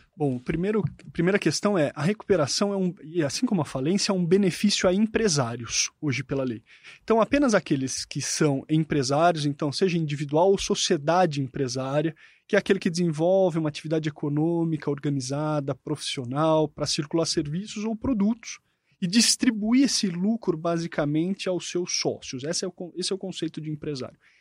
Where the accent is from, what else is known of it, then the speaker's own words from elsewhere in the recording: Jundiaí, São Paulo, Brazil; E eu sou de Jundiaí, meu clube é o Paulista de Jundiaí